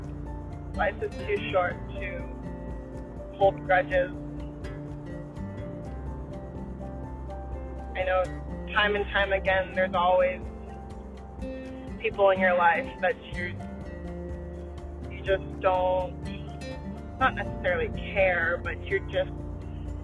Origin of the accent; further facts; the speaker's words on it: Phoenix, Arizona, United States; accent: valley girl; I'm also from the Valley of the Sun, Phoenix, Arizona, and people are often telling me that I talk like a super valley girl